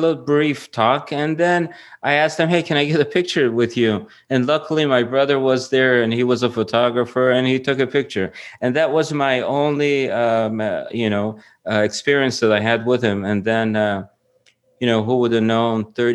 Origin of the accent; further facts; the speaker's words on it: Iran; moved away; I'm from Iran.